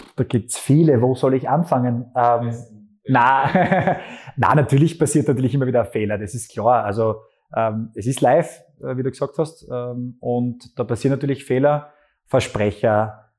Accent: Graz, Styria, Austria; also born or lived in Wilfersdorf bei Gleisdorf; Ich bin in Graz geboren, habe dann Schule noch in Wilfersdorf bei Gleisdorf in Flöcking in dem Fall noch gemacht und die Volksschule. Und dann bin ich relativ schnell nach Graz gekommen

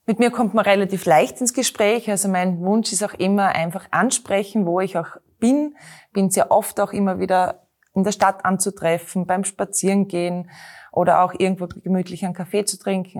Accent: Knittelfeld, Styria, Austria; now in Graz, Austria; bin in Knittelfeld geboren, einer Eisenbahnerstadt. Äh, bin bei meinen Großeltern aufgewachsen

